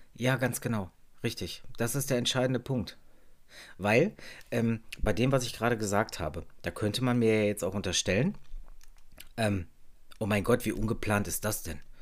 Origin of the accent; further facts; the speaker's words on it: Germany; bei uns in Deutschland